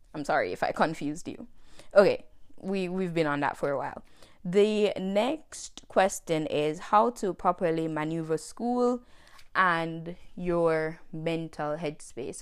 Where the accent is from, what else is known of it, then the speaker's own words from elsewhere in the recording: Jamaica; moved away as an adult; now in United States; I am Jamaican. I was born and raised in Jamaica, but I left Jamaica in two thousand nineteen